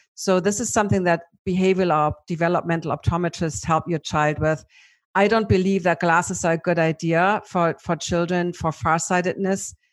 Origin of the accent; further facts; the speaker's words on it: Germany; accent: German; my German accent